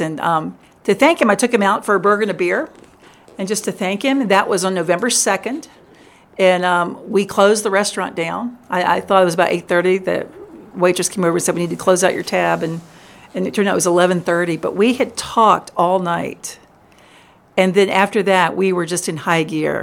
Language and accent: English; Richmond, Virginia, United States; now in Memphis, United States; I grew up in Richmond, which was a great place